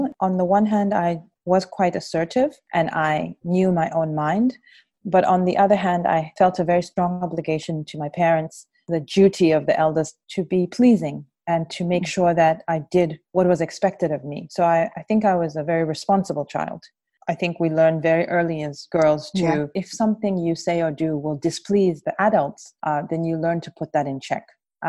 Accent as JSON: {"language": "English", "country": "South Africa", "also_born_or_lived": "Zambia", "said": "And so I grew up outside South Africa, always with a very clear and strong sense of myself as a South African, child, as a child of the liberation movement"}